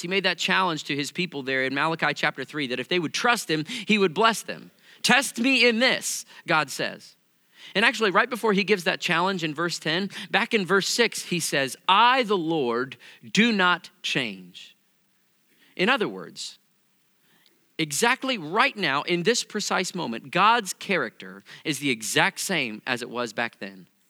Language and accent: English; Missouri, United States; I come from Missouri